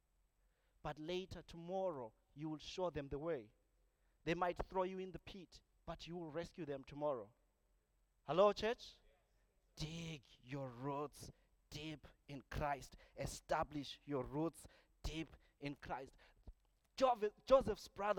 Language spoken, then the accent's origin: English; Zimbabwe; moved away as an adult; I come from Zimbabwe